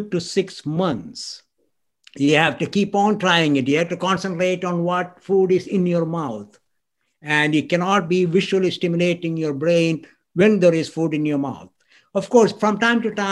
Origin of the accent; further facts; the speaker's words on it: India; I grew up in India